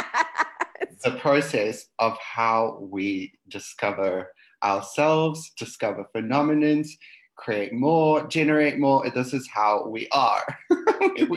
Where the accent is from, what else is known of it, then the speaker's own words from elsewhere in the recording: Johannesburg, Gauteng, South Africa; I was born and I grew up in Johannesburg, South Africa. Always been here that my whole life.